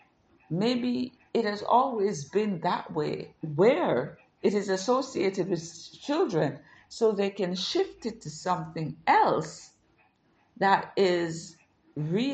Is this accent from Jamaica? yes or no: yes; Jamaica; growing up in Jamaica